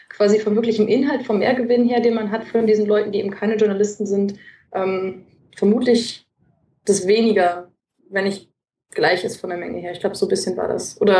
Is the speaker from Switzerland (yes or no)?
no; Netherlands; ich als Holländer, ich kenne Holländer und Türken